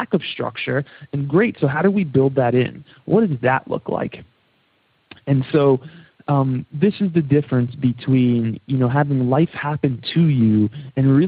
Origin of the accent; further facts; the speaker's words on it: New York, United States; accent: New York; my New York accent kicking in there